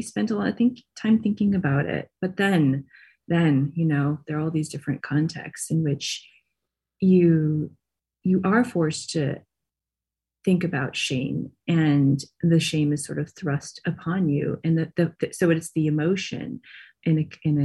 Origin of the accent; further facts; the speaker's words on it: Michigan, United States; I grew up in Michigan